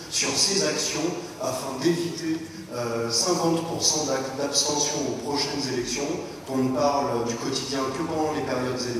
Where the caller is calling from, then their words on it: Île-de-France, France; Bonsoir euh, {S3} …, je suis de la Cambrie dans le 94.